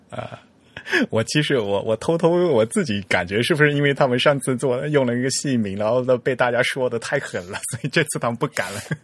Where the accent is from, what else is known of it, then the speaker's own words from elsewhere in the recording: China; 在我们大陆这边